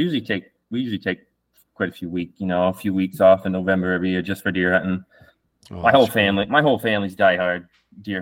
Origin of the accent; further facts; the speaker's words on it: Southern Maine, United States; I grew up in Southern Maine